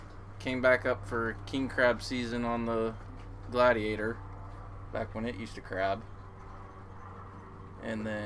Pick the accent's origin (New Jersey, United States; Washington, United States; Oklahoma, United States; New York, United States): Washington, United States; Lynnwood; I was born in Linwood, Washington, and raised by my mom and dad.